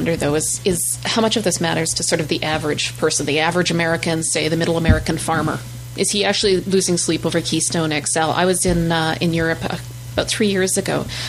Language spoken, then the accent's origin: English; Fort McMurray, Alberta, Canada; I'm Alberta. And she's like, "Okay, where?" I'm like, "Fort McMurray."